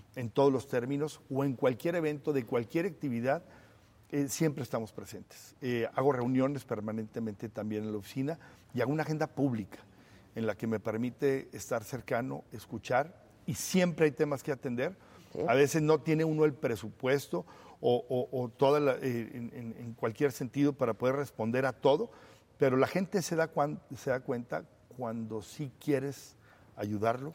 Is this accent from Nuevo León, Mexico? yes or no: no; Torreón, Coahuila, Mexico; mi tierra que es Torreón, que es Coahuila y por supuesto que es México